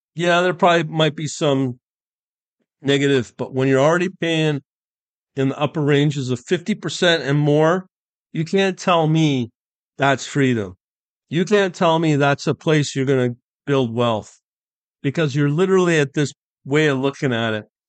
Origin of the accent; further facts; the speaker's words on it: United Kingdom; now in Canada; my home country where I'm born in U K